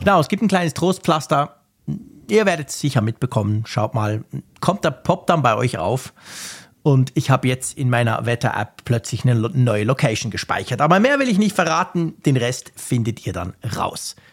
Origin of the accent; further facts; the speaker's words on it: Bern, Switzerland; bei uns in Bern